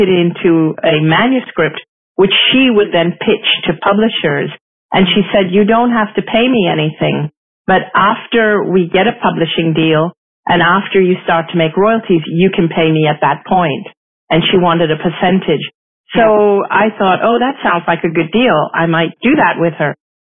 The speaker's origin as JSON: {"language": "English", "country": "Hong Kong", "tie": "born or raised there", "also_born_or_lived": "Singapore", "said": "I grew up in Asia. I am Asian. I'm ethnically Indian. I grew up in Hong Kong. I was born in Singapore. My parents are Hindus."}